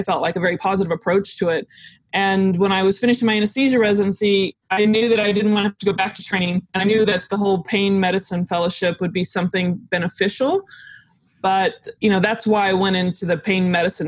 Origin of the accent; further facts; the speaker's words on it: Dallas, Texas, United States; also born or lived in Austin, Texas; I grew up in the Dallas area